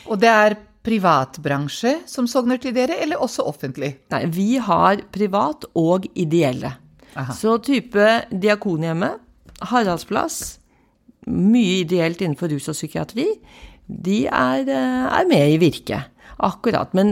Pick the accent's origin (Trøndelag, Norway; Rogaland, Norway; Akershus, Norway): Akershus, Norway; Bærum; also born or lived in Kristiansand / Setermoen; Jeg, jeg kommer fra Oslo. Jeg, eller Bærum, født og oppvokst eh, på Liordet, men jeg har en far som var offiser. Så jeg har bodd i Kristiansand, og jeg har bodd på Setermoen